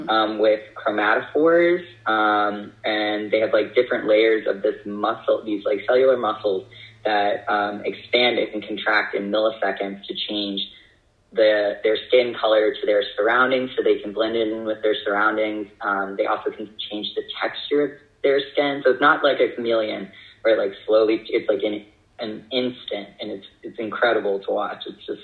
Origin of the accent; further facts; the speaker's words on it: San Diego, California, United States; So part of my childhood was spent growing up in Southern California. I spent a lot of time in San Diego, and being near the ocean, going to Scripps Aquarium